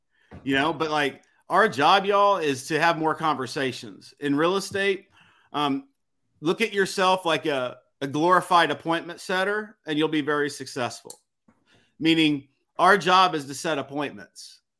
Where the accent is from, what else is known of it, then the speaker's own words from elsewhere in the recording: Missouri, United States; And I came from Missouri. I didn't know anybody here. I talk like a country redneck